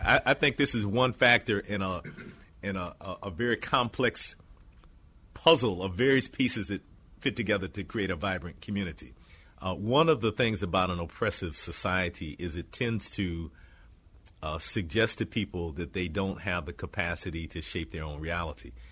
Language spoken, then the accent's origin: English; Detroit, Michigan, United States; growing up in Detroit in kind of this post-rebellion period